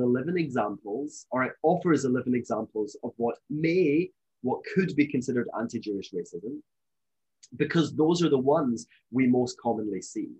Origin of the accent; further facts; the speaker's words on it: Scotland, United Kingdom; I'm from Scotland, as you may know, you may be able to tell from my accent